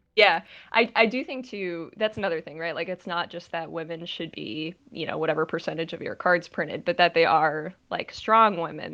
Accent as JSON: {"language": "English", "region": "Connecticut", "country": "United States", "moved": "yes", "lives_now": "New Jersey, United States", "said": "I'm from Connecticut"}